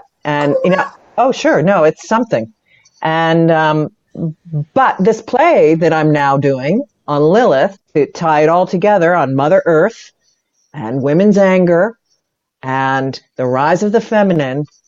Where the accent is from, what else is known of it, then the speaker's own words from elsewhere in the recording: Pittsburgh, Pennsylvania, United States; moved away; my hometown of Pittsburgh